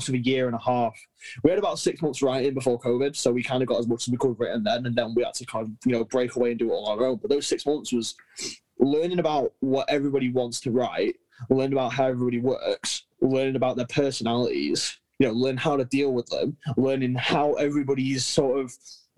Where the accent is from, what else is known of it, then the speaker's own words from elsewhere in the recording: United Kingdom; we're British